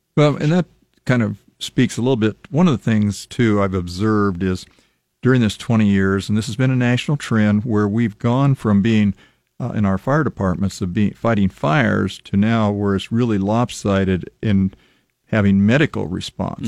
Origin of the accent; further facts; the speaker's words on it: Lincoln, Nebraska, United States; I was born and raised here in Lincoln